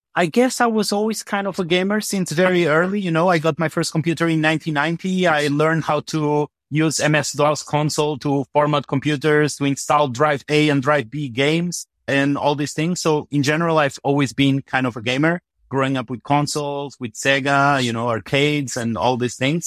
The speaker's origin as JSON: {"language": "English", "country": "Macau", "tie": "born or raised there", "also_born_or_lived": "Portugal", "moved": "yes", "said": "I grew up in Macau, mostly, but actually between Portugal and Macau."}